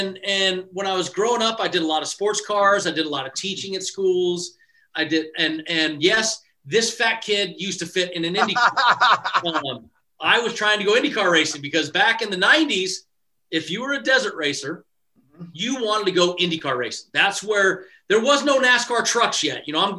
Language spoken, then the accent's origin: English; Las Vegas, Nevada, United States; I'm from Las Vegas, as most everybody knows.